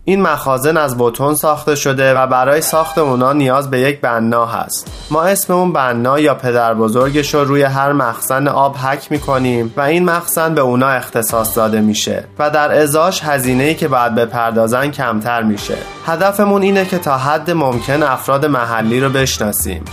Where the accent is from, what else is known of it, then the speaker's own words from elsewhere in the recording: Rajasthan, India; moved away as an adult; now in United States; من در راجستان به دنیا آمدم و برای کار با شرکت های بزرگ به آمریکا آمدم